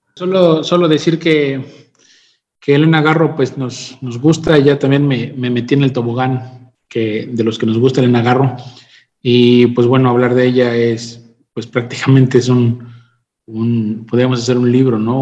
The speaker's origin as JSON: {"language": "Spanish", "country": "Mexico", "said": "nosotros como, como mexicanos"}